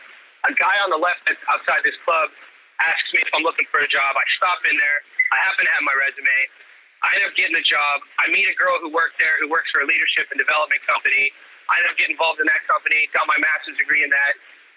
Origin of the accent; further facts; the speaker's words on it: Youngstown, Ohio, United States; moved away as an adult; also born or lived in Pittsburgh / South Carolina / Las Vegas / Long Beach; I call my buddy Andre. I grew up with in Youngstown.